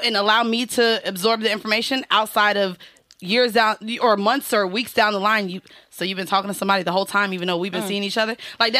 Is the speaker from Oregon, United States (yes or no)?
no; Orlando, Florida, United States; also born or lived in Atlanta; now in New York, United States; I'm from Orlando. Also lived in Atlanta.